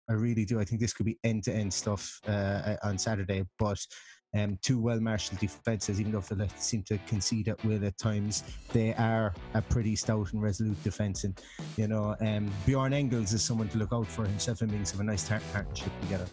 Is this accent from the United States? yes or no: no; Ireland; being Irish